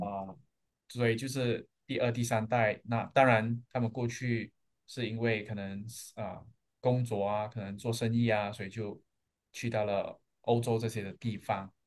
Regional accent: George Town, Penang, Malaysia; 我土生土长在马来西亚的一个小岛，叫做槟城

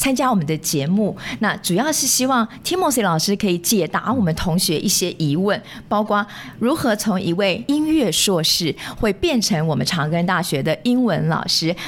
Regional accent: Yonghe, New Taipei, Taiwan; 我是永和人呢，我从小在永和长大的。

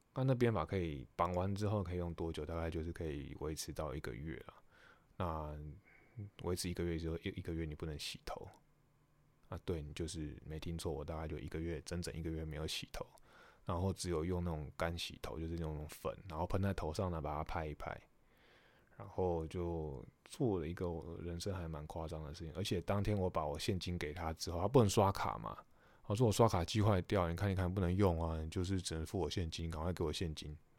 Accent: Taiwan; moved away as an adult; 我们是台湾来的球迷

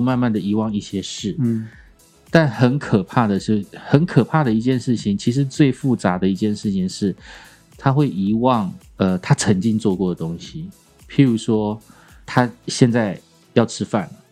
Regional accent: Kaohsiung, Taiwan; moved away; 我隔了四十年吧，哎，三十几年，再次回到高雄

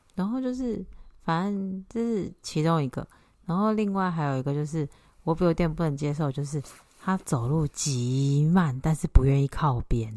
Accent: Taiwan; moved away as an adult; 我记得我第一次回台湾的时候

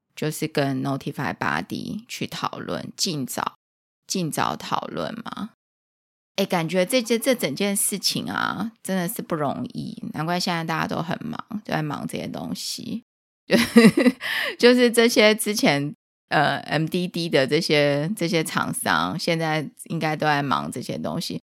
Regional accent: Taiwan; 我们台湾跟美国的方式会比较相近

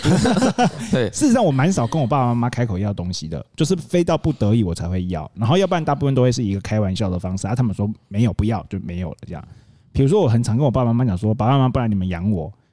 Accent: Taitung, Taitung County, Taiwan; 以前小时候在台东很容易就可以在路边烤肉

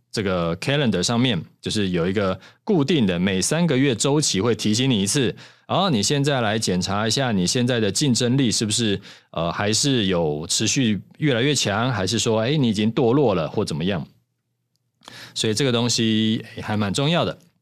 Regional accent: Taiwan; 咱们台湾人

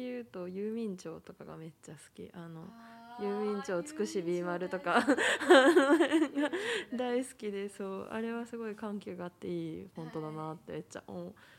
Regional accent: Japan; first language Japanese; 日本で生まれて日本で育ったので基本的には母国語

